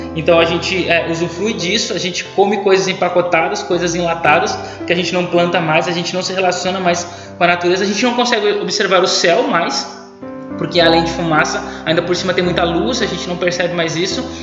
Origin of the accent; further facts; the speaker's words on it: Brazil; nós, brasileiros